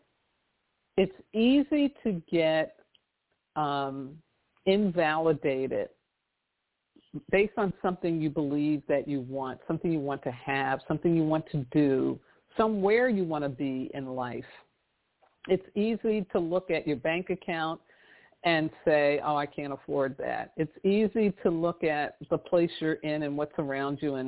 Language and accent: English; New York City, New York, United States; I did a lot of public transportation growing up in New York City